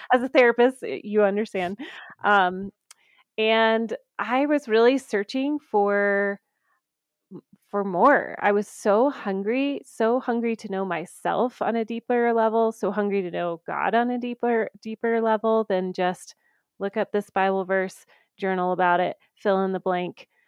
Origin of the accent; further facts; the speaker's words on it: the South, United States; now in Colorado, United States; I grew up in the South